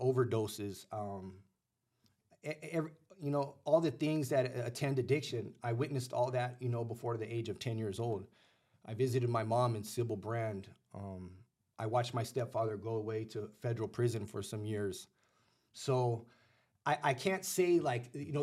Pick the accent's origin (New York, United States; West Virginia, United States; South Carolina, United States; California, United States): California, United States; Los Angeles; also born or lived in Pacoima / Sun Valley / North Hollywood / Northridge; I grew up in the San Fernando Valley